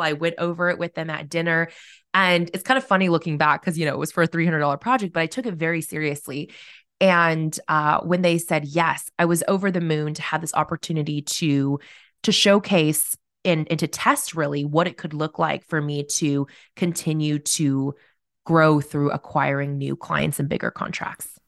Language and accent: English; Corvallis, Oregon, United States; now in Salem, United States; I grew up in Corvallis, which is a small college town